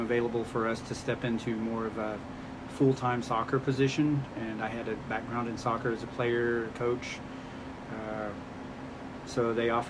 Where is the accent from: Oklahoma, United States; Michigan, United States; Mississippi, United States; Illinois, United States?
Oklahoma, United States; Tulsa; moved away as an adult; also born or lived in Fayetteville, Arkansas; now in Springdale, United States; I grew up in Tulsa